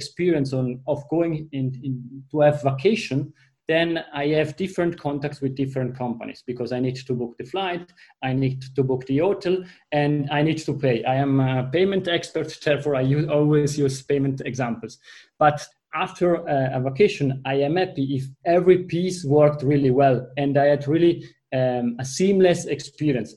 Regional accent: Italy; accent: Italian; first language Italian; English is a second language; you are hearing that from my accent, my mother tongue is Italian

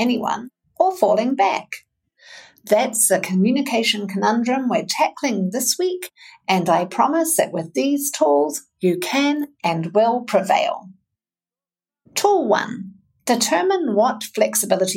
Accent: New Zealand; now in Wisconsin, United States; I'm a narrative coach, a communications coach, and a mental fitness coach from New Zealand, based in the fine state of Wisconsin

